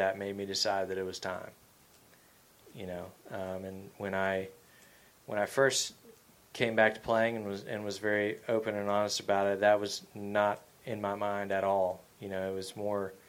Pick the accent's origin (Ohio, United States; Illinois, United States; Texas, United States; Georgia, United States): Georgia, United States; growing up in Georgia